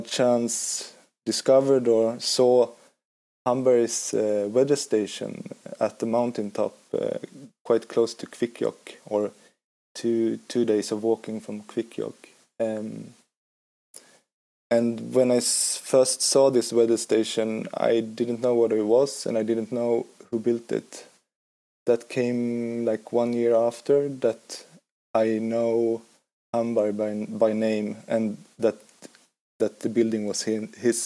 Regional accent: Kalmar County, Sweden; moved away as an adult; now in Gothenburg, Sweden; from Sweden, originally from Öland, an island in southeast of Sweden

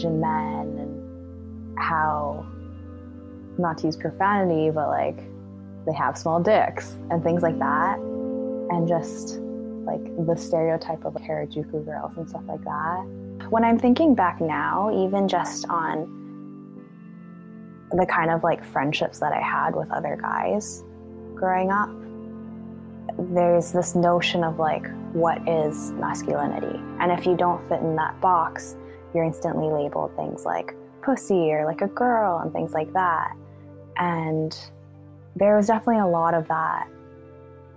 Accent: Vancouver, British Columbia, Canada; I was born and raised in Vancouver, BC

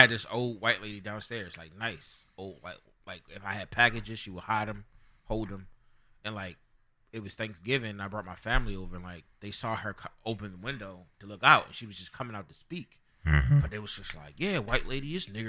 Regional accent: Baltimore, Maryland, United States; also born or lived in Harford County, Maryland; Growing up in Baltimore City and then going to a school and you being exposed to different races, religions, and whatnot, and being exposed to different cultures. And bringing my family around, like when I moved out into the county

